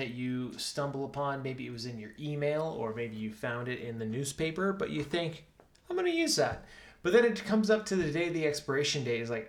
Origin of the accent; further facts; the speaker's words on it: Minnesota, United States; now in Utah, United States; Growing up in Minnesota